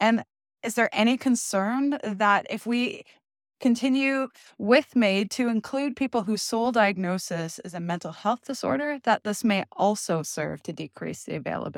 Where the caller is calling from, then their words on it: Ontario, Canada; because I am zooming in from Northwestern Ontario.